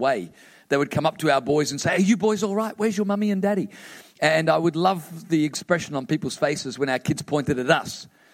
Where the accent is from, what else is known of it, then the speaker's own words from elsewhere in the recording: Queensland, Australia; I'm from Queensland. We're a little slow up there.